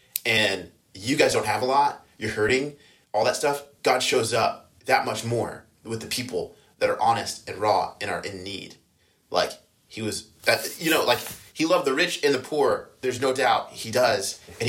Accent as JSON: {"language": "English", "region": "Louisiana", "country": "United States", "tie": "born or raised there", "also_born_or_lived": "Iowa", "said": "And then I grew up in Louisiana. And so it was we moved there from Iowa when I was going into the seventh grade."}